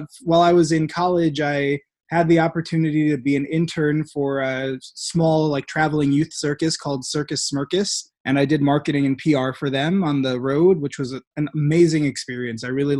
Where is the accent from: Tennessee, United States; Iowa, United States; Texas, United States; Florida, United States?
Iowa, United States; moved away as an adult; now in Jerusalem; I'm from Iowa in the U.S. I'm from the Quad Cities. Graduated from the University of Iowa with a degree in communication studies